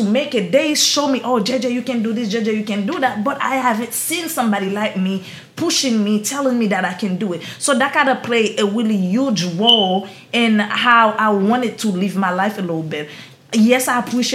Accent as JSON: {"language": "English", "country": "Haiti", "accent": "Haitian", "moved": "yes", "lives_now": "Florida, United States", "said": "I'm this poor girl from Haiti. I can't do it. My accent is too strong"}